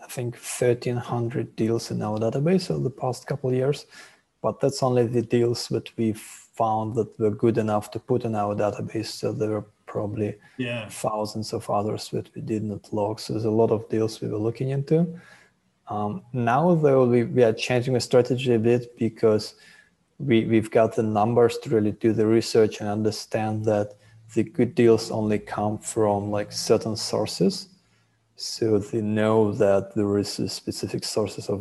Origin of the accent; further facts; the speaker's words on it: Russia; moved away as an adult; also born or lived in Israel / Haifa, Israel; now in Thailand; I was born in Russia, and then our family moved to Israel after I finished high school.